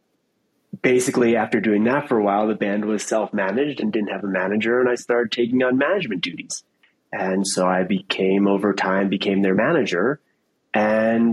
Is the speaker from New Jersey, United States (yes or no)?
no; downstate New York, United States; moved away as an adult; also born or lived in Ithaca, New York / Colorado; I grew up in downstate New York